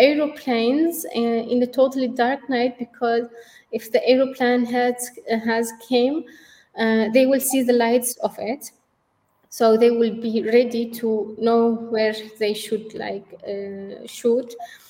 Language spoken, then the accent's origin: English; Syria; now in Turkey; when we came to Turkey, we came from Syria to Turkey. That was the only place which would be safe for us.